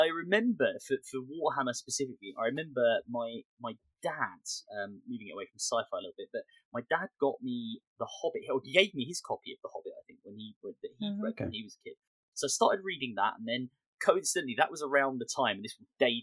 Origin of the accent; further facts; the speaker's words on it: Bexley, London, United Kingdom; I'm from like Bexley. I'm from like Southeast London